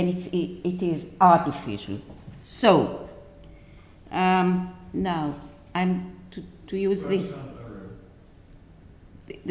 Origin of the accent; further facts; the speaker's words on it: Israel; I come from Israel. And it's a very, very disturbed place.